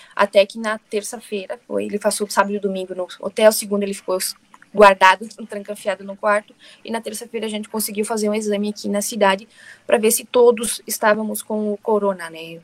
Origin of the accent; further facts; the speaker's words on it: Brazil; moved away as an adult; also born or lived in Italy; now in London, United Kingdom; eu saí do Brasil, fui pro, fiquei seis meses na Itália e depois migrei a Londres.